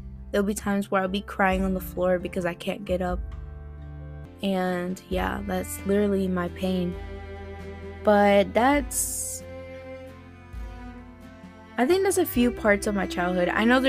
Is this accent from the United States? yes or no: yes; Florida, United States; also born or lived in South Carolina; I was like on two states. I was growing up in Florida and in South Carolina, as you could say.